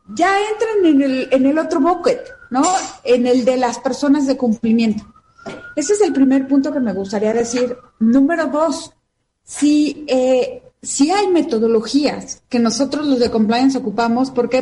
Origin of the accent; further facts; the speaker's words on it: Mexico; como mujer mexicana